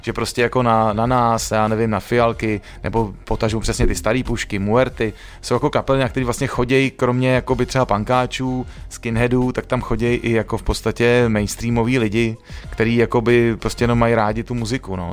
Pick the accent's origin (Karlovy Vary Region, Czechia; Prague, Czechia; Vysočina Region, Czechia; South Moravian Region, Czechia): Prague, Czechia; Teď už samozřejmě jsem z Modřan dlouho pryč